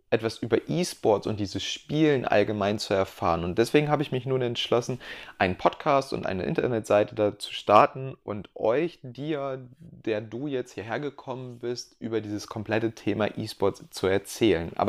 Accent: Hildesheim, Lower Saxony, Germany; now in Munich, Germany; Ich bin …, schon gesagt, und komme aus Niedersachsen, aus der Kleinstadt Hildesheim. Ähm, inzwischen bin ich allerdings in München

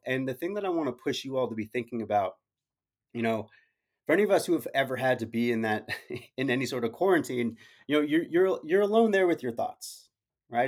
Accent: Arizona, United States; I'm from Arizona

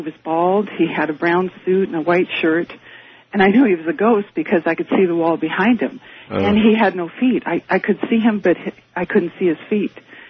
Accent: Portland, Oregon, United States; now in Eugene, United States; I'm from Eugene, Oregon.

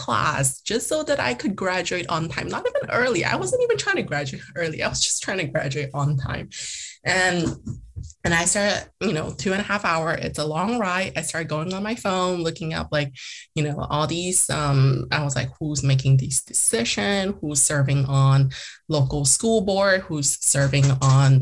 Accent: Eastvale, California, United States; first language Mandarin; English is a second language; I'm going to come back and run for a seat in my hometown

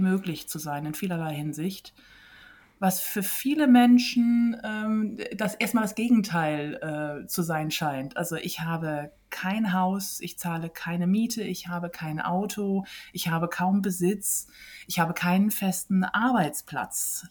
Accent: West Germany, Germany; moved away; also born or lived in Iceland; Heimat ist auch dort, wo ich aufgewachsen bin und das ist ähm, in Westdeutschland

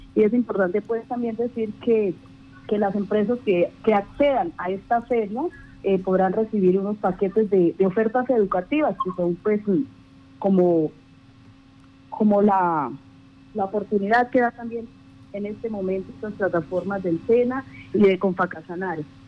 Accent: Colombia; nosotros como colombianos

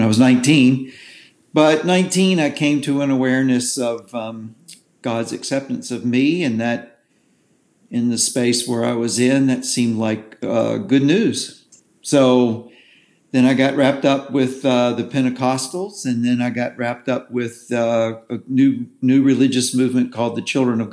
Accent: the South, United States; I was born in the South. I'm a cracker.

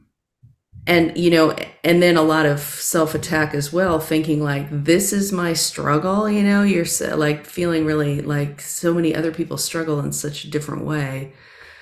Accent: Southern California, United States; moved away; also born or lived in New York City; I grew up in Southern California.

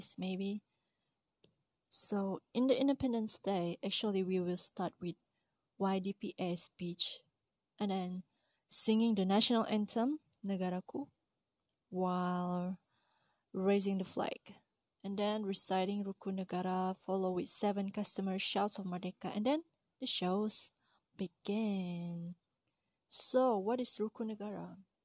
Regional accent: Malaysia; As a Malaysian

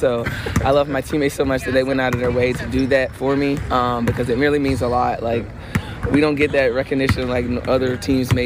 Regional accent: South Carolina, United States; moved away; growing up in South Carolina, we didn't have a WNBA team

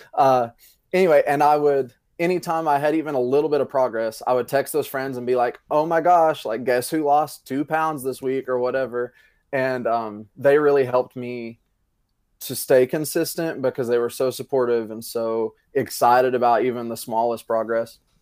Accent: Greeneville, Tennessee, United States; also born or lived in Johnson City, Tennessee; I am originally from Greenville, Tennessee

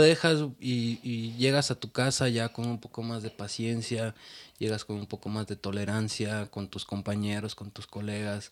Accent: Mexico; Es un orgullo ser mexicano.

